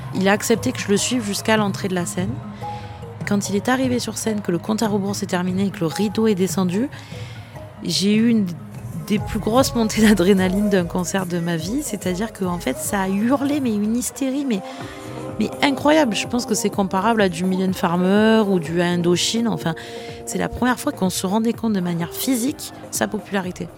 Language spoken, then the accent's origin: French; Marseille, Provence-Alpes-Côte d'Azur, France; quand on est Marseillais, on a grandi dans cette culture